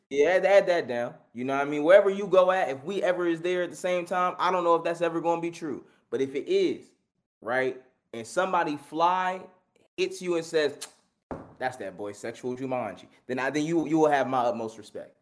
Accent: Philadelphia, Pennsylvania, United States; born or raised there

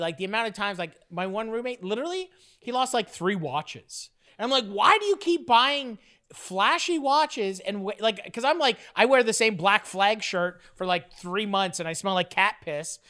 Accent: Fort Erie, Ontario, Canada; moved away; also born or lived in Toronto; my hometown, like, where the farm is

